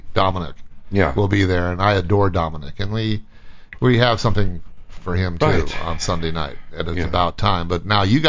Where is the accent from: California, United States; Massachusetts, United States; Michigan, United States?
California, United States; Vista Del Mar; it's down there where I grew up in Vista Del Mar.